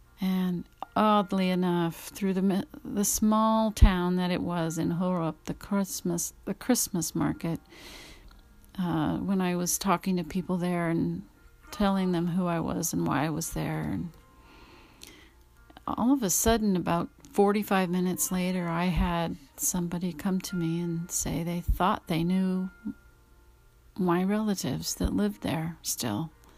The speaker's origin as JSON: {"language": "English", "region": "Louisiana", "country": "United States", "tie": "born there", "said": "My parents were born here in California, and I was born in Louisiana on an Air Force base."}